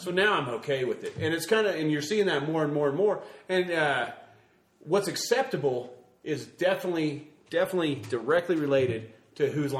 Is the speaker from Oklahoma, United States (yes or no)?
yes; Oklahoma, United States; also born or lived in Alabama; now in Colorado, United States; growing up in Oklahoma without a lottery